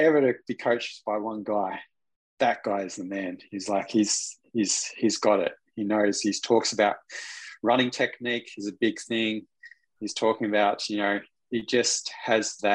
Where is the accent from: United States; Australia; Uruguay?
Australia; also born or lived in Newry; growing up in Australia